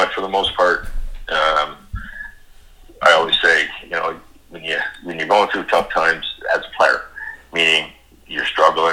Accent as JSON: {"language": "English", "town": "Kingston", "region": "Ontario", "country": "Canada", "tie": "born or raised there", "said": "good friends of my parents growing up in Kingston"}